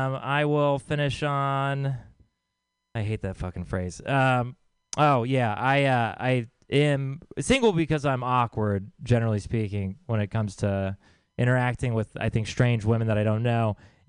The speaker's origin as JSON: {"language": "English", "region": "Texas", "country": "United States", "said": "I'm from Texas, and lately when I tell people that, they've been saying, oh, I'm sorry."}